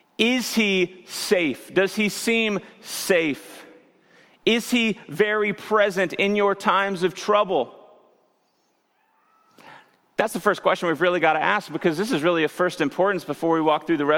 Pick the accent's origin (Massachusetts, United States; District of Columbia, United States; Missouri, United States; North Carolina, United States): Missouri, United States; near Branson; I grew up near Branson, Missouri